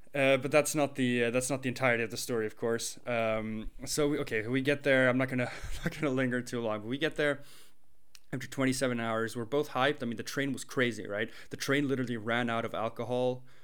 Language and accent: English; China; moved away; also born or lived in Sweden; when I was growing up in China